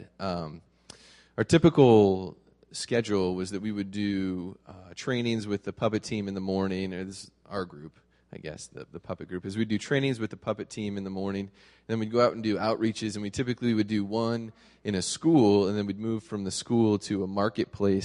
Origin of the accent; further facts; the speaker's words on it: United States; as an American with all of my comforts